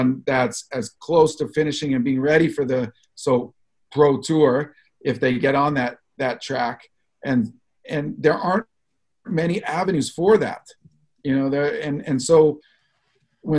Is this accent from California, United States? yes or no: yes; Los Angeles, California, United States; I grew up in Los Angeles